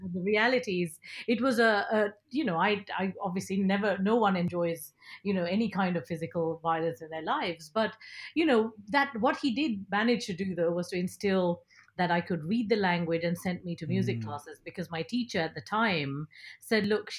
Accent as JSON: {"language": "English", "country": "Nigeria", "tie": "born or raised there", "first_language": "ta", "second_language": "English", "said": "I was 7 years old growing up in Nigeria, and my dad trained me to read in Tamil, which is our mother tongue"}